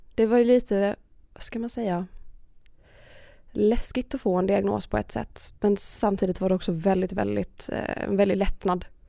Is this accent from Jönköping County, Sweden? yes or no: no; Malmö, Skåne, Sweden; moved away as an adult; also born or lived in Örebro; jag flyttade ju hemifrån också då när jag påbörjade min utbildning eftersom jag flyttade från Malmö till Örebro